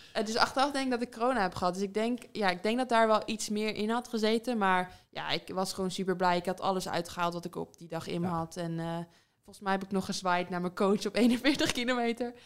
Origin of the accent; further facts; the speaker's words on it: Netherlands; moved away as an adult; now in England; dichtbij, dichtbij waar ik vandaan kom